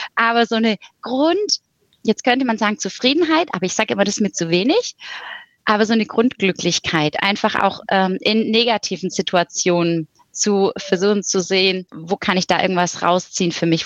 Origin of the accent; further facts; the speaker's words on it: Swabia, Baden-Württemberg, Germany; accent: leicht schwäbisch; moved away as an adult; also born or lived in Ulm; now in Düsseldorf, Germany; ein leicht schwäbischer Akzent mitschwingt, möglicherweise, als aus dem Süden komme